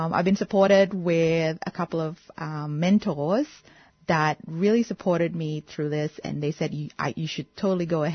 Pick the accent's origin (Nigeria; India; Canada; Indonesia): Indonesia; now in Melbourne, Australia; I'm a Melbourne-based artist, and I was born in Indonesia and now live in Australia.